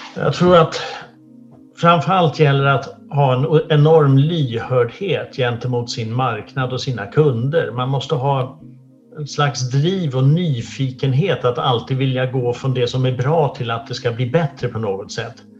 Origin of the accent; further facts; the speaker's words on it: Sweden; jag föddes här i Sverige 62